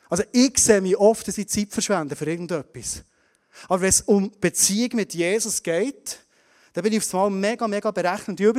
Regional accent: Bern, Switzerland; Wir als Berner Oberländer, wir nicht verschwenden.

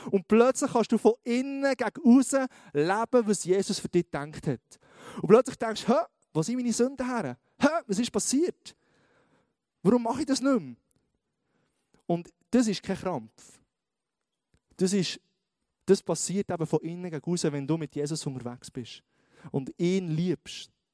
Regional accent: Switzerland; wir sind Schweizer

